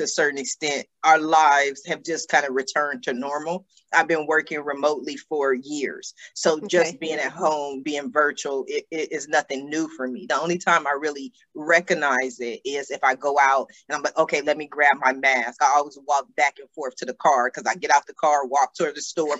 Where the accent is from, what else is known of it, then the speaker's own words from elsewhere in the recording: Columbus, Ohio, United States; now in Los Angeles, United States; I grew up in Columbus, Ohio, and our home was surrounded by trees on just about every side